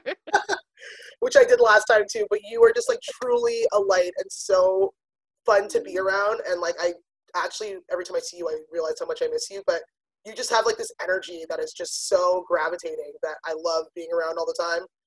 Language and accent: English; Toronto, Ontario, Canada; also born or lived in Pickering, Ontario; I grew up in Scarborough, but I moved to Pickering